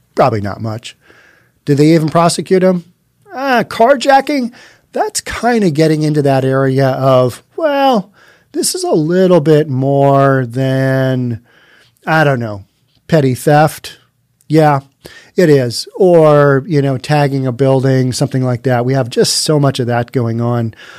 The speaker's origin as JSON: {"language": "English", "town": "Bellevue", "region": "Washington", "country": "United States", "tie": "born or raised there", "said": "my hometown of Bellevue"}